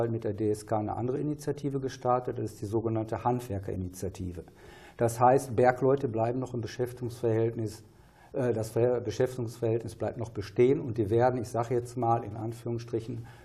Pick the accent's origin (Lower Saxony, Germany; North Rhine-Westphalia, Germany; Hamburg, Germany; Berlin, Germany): North Rhine-Westphalia, Germany; Bottrop; eine eben in meiner Heimatstadt Bottrop, Prosper Haniel